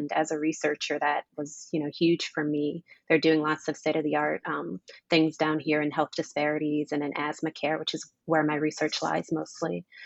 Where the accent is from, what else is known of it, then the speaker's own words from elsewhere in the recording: New Orleans, Louisiana, United States; moved away; I'm from New Orleans, Louisiana. Very large family out there.